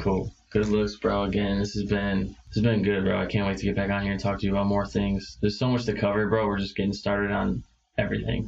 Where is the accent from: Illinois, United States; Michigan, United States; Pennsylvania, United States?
Illinois, United States; Chicago; moved away as an adult; going back to Chicago and seeing all the hometown fans